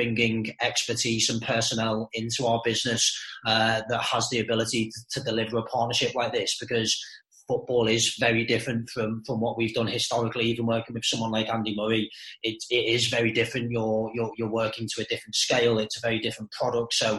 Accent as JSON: {"language": "English", "area": "Merseyside", "region": "North West England", "country": "United Kingdom", "tie": "born or raised there", "said": "born and bred on Merseyside"}